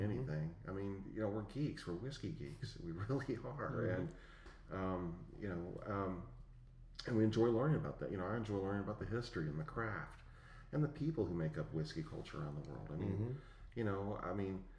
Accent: West Virginia, United States; I grew up in West Virginia

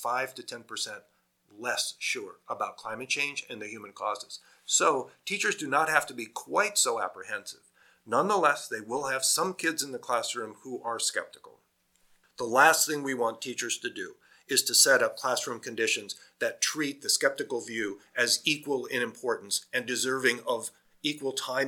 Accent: Iowa, United States; moved away; I'm from Iowa originally, which is a farming state in the US.

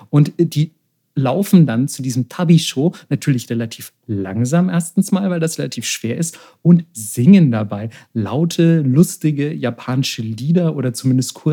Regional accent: Bavaria, Germany; Also, also in Deutschland, beispielsweise, wo ich herkomme, jetzt aus Bayern, also du hättest mich eher totprügeln müssen, als mich in der Lederhose zu sehen.

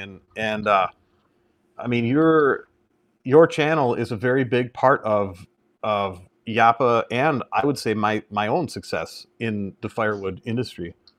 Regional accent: Merrill, Wisconsin, United States; I've been in Merrill since, uh, second grade. So, yeah, I, I, I'm basically grown up and from here

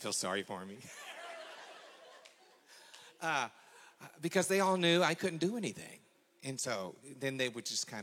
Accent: McKinney, Texas, United States; I'm 59 years old. I grew up in McKinney.

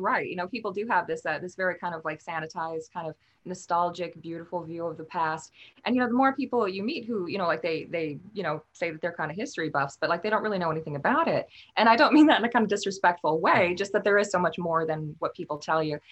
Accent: Minnesota, United States; moved away; also born or lived in Wales; I grew up in Minnesota

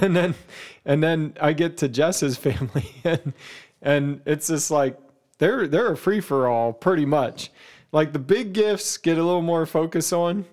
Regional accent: Pennsylvania, United States; moved away as an adult; also born or lived in Ohio; we moved to Ohio from Pennsylvania

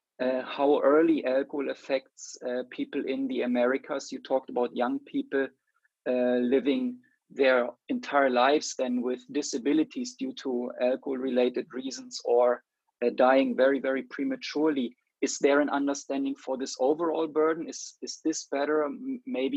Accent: Germany; now in Sweden; I am from Germany, grew up in Germany, and now I've been living in Sweden for many years.

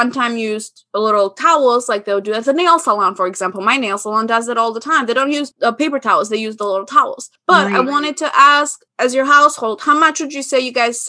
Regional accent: Albania; moved away; growing up in Albania

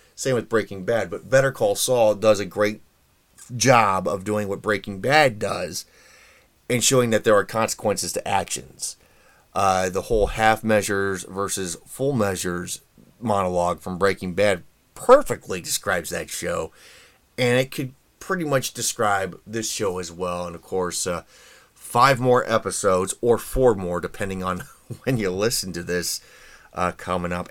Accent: Indiana, United States; my home state here

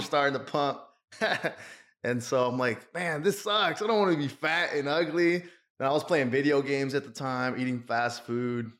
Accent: Austin, Texas, United States; I was born and raised in Austin, Texas

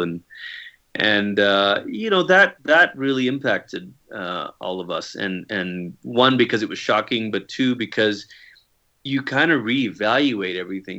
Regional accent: Malaysia; moved away; I grew up in Malaysia, and sometimes people hear that and they think, "Oh, are you a missionary kid?" No, like, that's where I'm from.

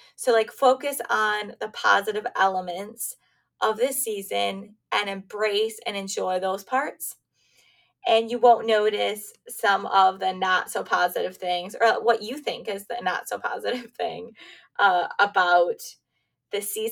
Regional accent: Michigan, United States; moved away as an adult; also born or lived in Pennsylvania; I grew up in Michigan, now I'm back in Michigan, but I also lived in Pennsylvania too

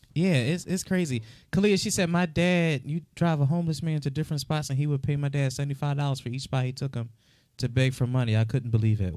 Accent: Philadelphia, Pennsylvania, United States; also born or lived in Florida; I went from Florida to Philadelphia. Oh, God. But growing up in the city of Philadelphia

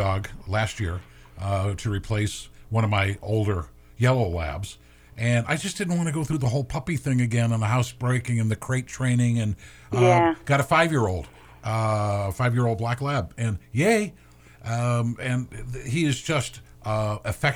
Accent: Maine, United States; I grew up in Maine

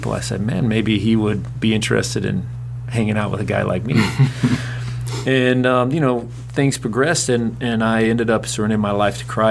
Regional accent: Chattanooga, Tennessee, United States; now in West Palm Beach, United States; I grew up in Chattanooga, Tennessee

